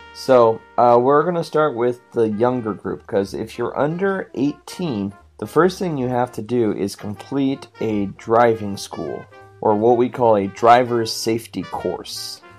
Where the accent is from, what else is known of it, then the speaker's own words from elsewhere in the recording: Washington, United States; I'm from Washington